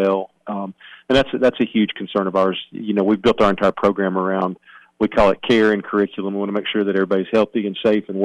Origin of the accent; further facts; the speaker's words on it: Cottontown, Tennessee, United States; the school actually sits adjacent to my grandfather's farm, so it's right in the center of where I grew up.